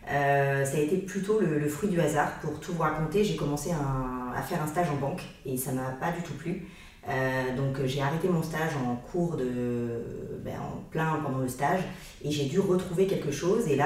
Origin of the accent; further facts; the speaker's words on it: Lyon, Auvergne-Rhône-Alpes, France; also born or lived in Aix-en-Provence; mais on peut dire que je suis originaire plutôt de Lyon et de la région d'Aix-en-Provence, où ben, c'est là où j'ai ma famille aujourd'hui